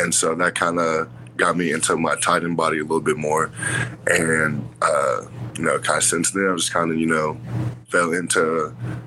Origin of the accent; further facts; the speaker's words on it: Yukon, Oklahoma, United States; I'm from Yukon, Oklahoma